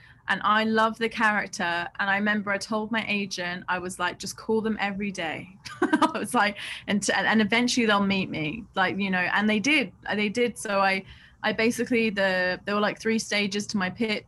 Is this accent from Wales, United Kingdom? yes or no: no; London, United Kingdom; I grew up in Southeast London